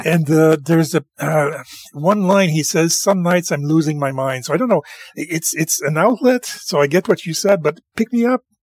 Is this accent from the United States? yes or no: no; Canada; I am French Canadian